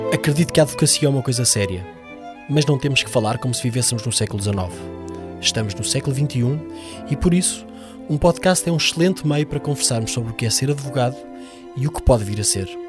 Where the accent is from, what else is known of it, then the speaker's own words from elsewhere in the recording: Coimbra, Centro, Portugal; moved away as an adult; now in Lisbon, Portugal; Nasci em Coimbra, onde tenho escritório e uma parte do coração, mas Lisboa adotou-me há mais de dez anos